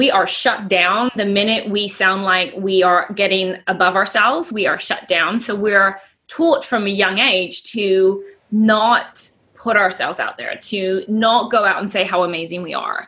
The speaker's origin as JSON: {"language": "English", "town": "San Francisco", "region": "California", "country": "United States", "tie": "born or raised there", "also_born_or_lived": "London", "moved": "yes", "lives_now": "New Zealand", "said": "I grew up with my family in America in San Francisco, Marin County"}